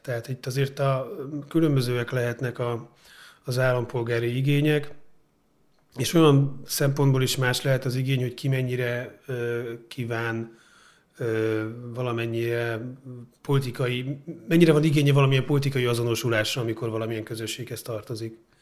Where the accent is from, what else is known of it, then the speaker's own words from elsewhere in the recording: Budapest, Hungary; Én óbudai vagyok